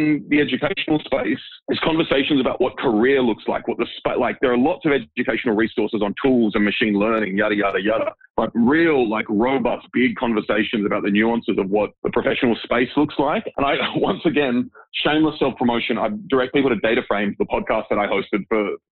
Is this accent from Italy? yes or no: no; Sydney, New South Wales, Australia; moved away as an adult; also born or lived in Dresden, Germany; I grew up in Sydney.